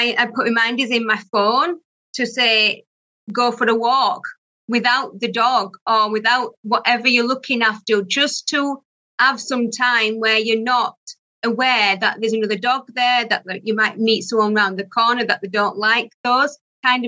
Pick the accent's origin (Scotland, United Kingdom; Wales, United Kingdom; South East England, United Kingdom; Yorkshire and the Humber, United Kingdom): Yorkshire and the Humber, United Kingdom; Barnsley; accent: Barnsley; also born or lived in Doncaster; born in Barnsley. So that's where my accent comes from.